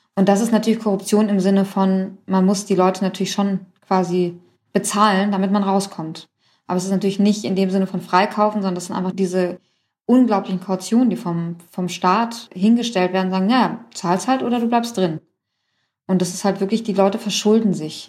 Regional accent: Germany; also born or lived in Iran; Ich Bin irgendwie in Deutschland aufgewachsen, ging hier irgendwie in die achte Klasse

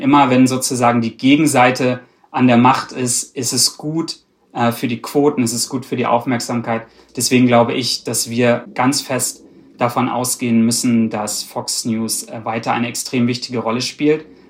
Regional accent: Germany; ich bin aus Deutschland

